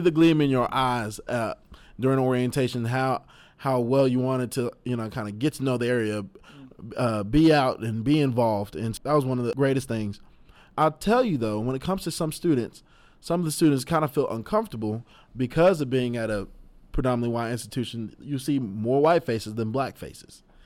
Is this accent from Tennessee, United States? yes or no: yes; Knoxville, Tennessee, United States; Being from Knoxville